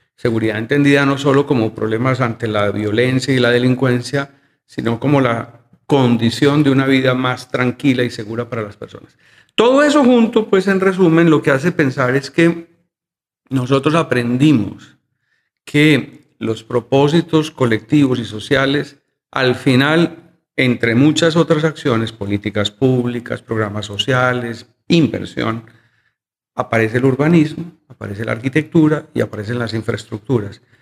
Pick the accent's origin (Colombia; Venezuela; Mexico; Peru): Colombia; Medellín, Antioquia; yo soy un arquitecto de Medellín, yo he vivido toda, toda mi vida en la ciudad, nunca me fui.